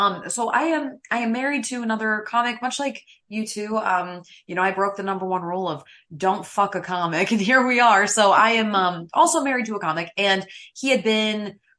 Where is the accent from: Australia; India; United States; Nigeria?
United States; near Saratoga Springs, upstate New York; accent: a bit of a Canadian drawl; moved away as an adult; also born or lived in Connecticut; I am from New York, born and raised, but let's all reel it in a little bit. I sound like a normal person because I am from upstate hoity-toity New York.